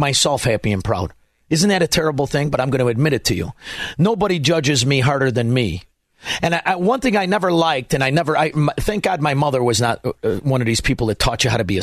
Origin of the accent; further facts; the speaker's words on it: Melrose Park, Illinois, United States; moved away as an adult; now in Naples, United States; I grew up in Melrose Park. I hang around in Elmwood Park. I live in Naples, Florida